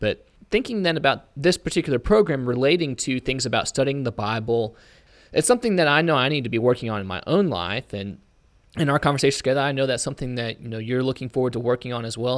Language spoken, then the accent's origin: English; Auburn, Indiana, United States; I'm originally from Auburn, Indiana